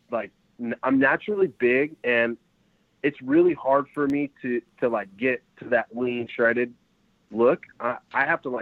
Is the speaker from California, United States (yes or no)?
yes; Fresno, California, United States; also born or lived in San Jose; I'm from Fresno, but um, I'm training here in San Jose